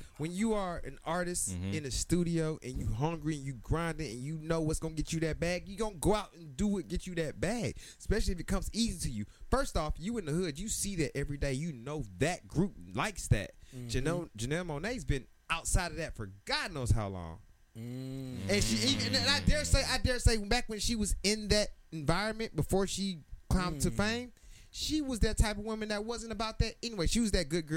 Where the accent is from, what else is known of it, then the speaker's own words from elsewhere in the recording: Georgia, United States; I'm from Georgia. I have an education from Georgia